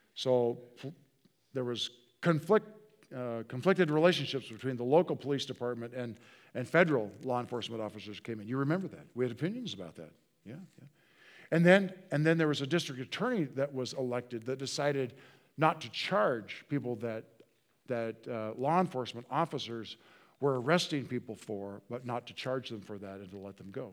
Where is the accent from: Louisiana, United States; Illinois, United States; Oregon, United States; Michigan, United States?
Oregon, United States; Hillsboro; So we just say Portland, Oregon.